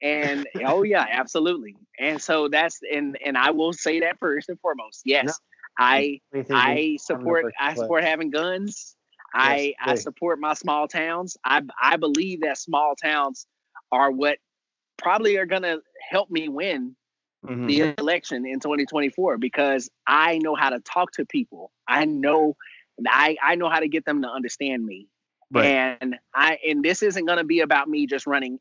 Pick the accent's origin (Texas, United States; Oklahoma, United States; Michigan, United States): Texas, United States; I am Texan born and raised. I am from this state